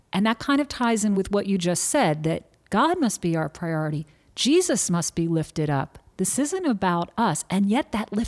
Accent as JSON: {"language": "English", "town": "Philadelphia", "region": "Pennsylvania", "country": "United States", "said": "Fellow Northeast Philly girl here."}